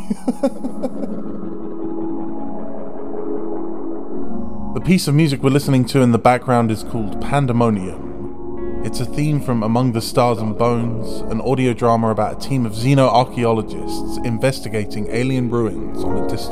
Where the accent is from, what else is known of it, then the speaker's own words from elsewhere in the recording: Bedfordshire, East of England, United Kingdom; I'm a composer from Bedfordshire